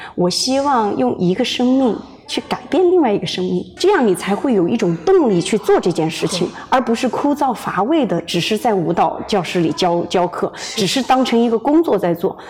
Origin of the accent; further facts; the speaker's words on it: Hunan, China; also born or lived in Beijing; now in Los Angeles, United States; 我是湖南人。哦。但是在北京生活的时间最长，在北京成家立业上学，嗯。后来是二零一四年对，二零一四年，来的美国